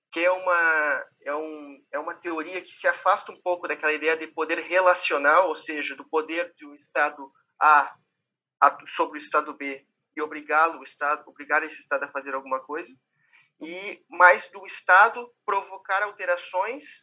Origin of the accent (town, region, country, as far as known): Brazil; accent: Brazilian; now in Portugal